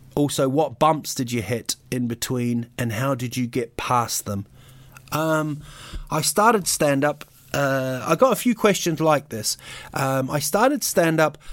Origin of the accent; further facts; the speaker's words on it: New Zealand; also born or lived in United Kingdom; I was actually born in, in Britain, but I grew up in New Zealand.